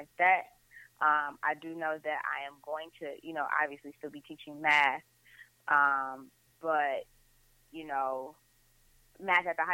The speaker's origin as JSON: {"language": "English", "town": "Detroit", "region": "Michigan", "country": "United States", "tie": "born or raised there", "said": "I am from Detroit, west side of Detroit"}